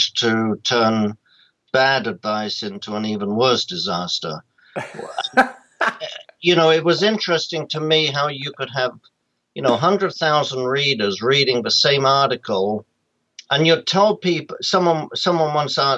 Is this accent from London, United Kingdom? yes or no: yes; London, United Kingdom; moved away as an adult; now in United States; I'm from London originally. I'm a graduate of London School of Economics.